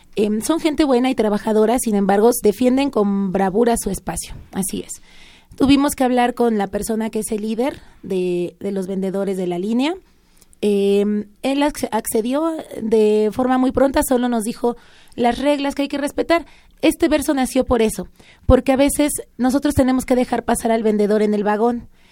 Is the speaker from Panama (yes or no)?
no; Mexico City, Mexico; Yo nací en la ciudad, sí, nací aquí